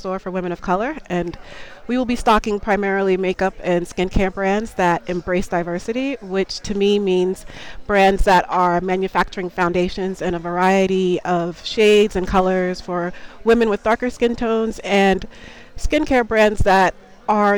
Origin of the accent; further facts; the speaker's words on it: Long Island, New York, United States; moved away as an adult; now in London, United Kingdom; I lived in New York for a number of years from Long Island